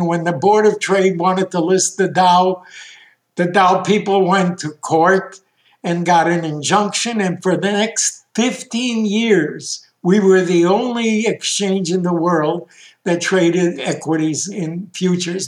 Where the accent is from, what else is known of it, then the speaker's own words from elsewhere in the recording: Chicago, Illinois, United States; also born or lived in Bialystok, Poland; We ended in Chicago. I grew up as an American kid